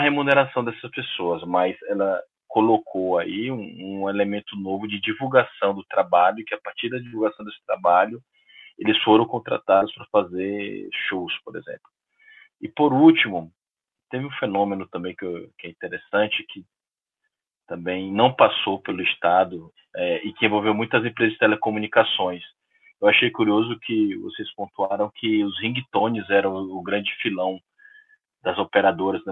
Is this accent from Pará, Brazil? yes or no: yes; Belém, Pará, Brazil; eu sou de Belém